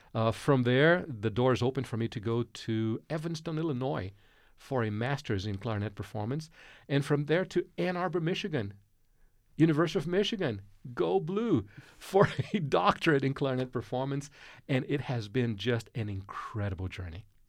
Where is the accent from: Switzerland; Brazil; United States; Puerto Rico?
Brazil; moved away; Growing up in Brazil, uh, mid-sixties, uh, early seventies